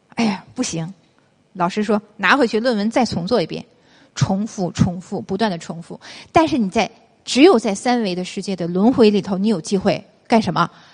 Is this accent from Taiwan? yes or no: no; China; 我是中国人嘛